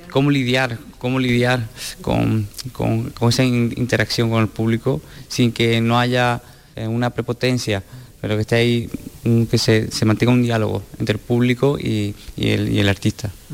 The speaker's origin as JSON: {"language": "Spanish", "town": "Sanlúcar de Barrameda", "region": "Andalusia", "country": "Spain", "also_born_or_lived": "Brussels", "lives_now": "Seville, Spain", "said": "soy de San de Barrameda, de Cádiz, pero estoy afincado aquí"}